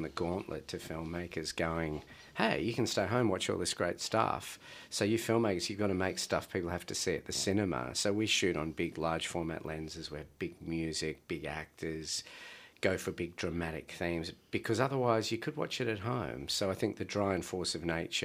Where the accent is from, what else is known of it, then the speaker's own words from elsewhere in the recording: Blue Mountains, outside Sydney, New South Wales, Australia; moved away as an adult; now in Melbourne, Australia; I grew up in the Blue Mountains outside of Sydney, and I moved down here about 12 years ago